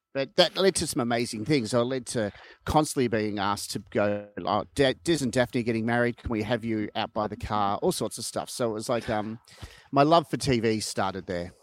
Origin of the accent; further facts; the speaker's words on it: Melbourne, Victoria, Australia; I lived in Vermont South and my parents' house, uh, backed onto, um, Pin Oak Court.